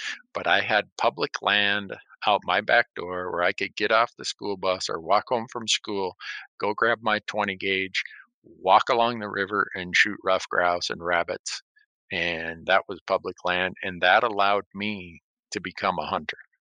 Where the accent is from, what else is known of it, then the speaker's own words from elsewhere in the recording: Honduras; I grew up in Honduras.